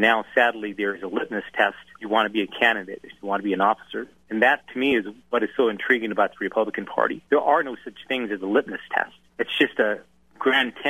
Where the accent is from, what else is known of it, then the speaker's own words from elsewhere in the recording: Albuquerque, New Mexico, United States; I was born and raised in Albuquerque, New Mexico